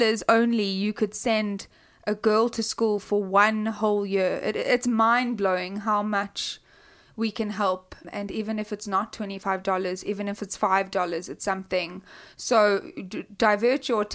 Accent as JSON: {"language": "English", "country": "South Africa", "moved": "as an adult", "said": "I'm from South Africa. I don't live in South Africa anymore. I moved a few years ago"}